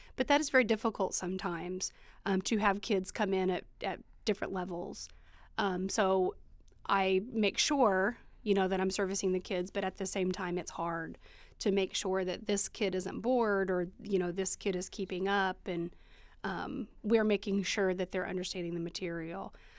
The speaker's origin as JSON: {"language": "English", "area": "Eastern Greene community", "region": "Indiana", "country": "United States", "tie": "born or raised there", "also_born_or_lived": "Bloomington, Indiana", "said": "I went from East, to Eastern from the time I was in first grade until I graduated high school"}